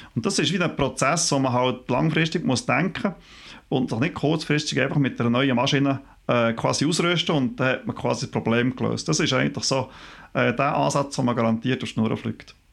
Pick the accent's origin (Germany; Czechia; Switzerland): Switzerland